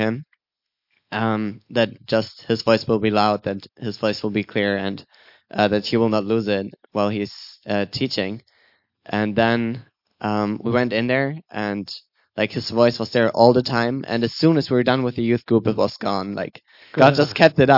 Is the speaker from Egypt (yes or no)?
no; Germany; I'm from Germany